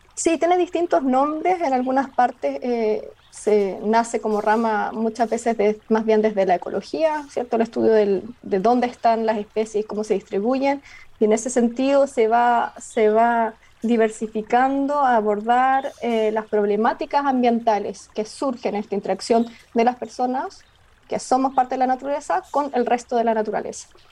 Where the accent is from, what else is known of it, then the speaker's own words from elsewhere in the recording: Osorno, Los Lagos, Chile; soy nacida y criada en Osorno, en la región de los lagos